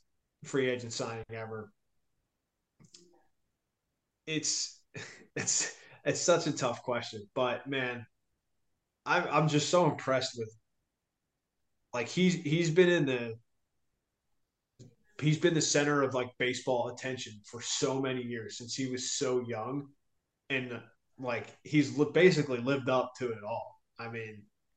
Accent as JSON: {"language": "English", "town": "Philadelphia", "region": "Pennsylvania", "country": "United States", "tie": "born or raised there", "said": "Growing up in Philly"}